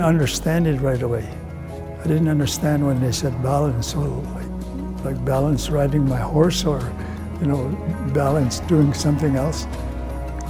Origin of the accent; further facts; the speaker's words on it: Ermineskin Reserve, Alberta, Canada; first language Cree; English is a second language; also born or lived in Edmonton; I grew up here on the Ermineskin Reserve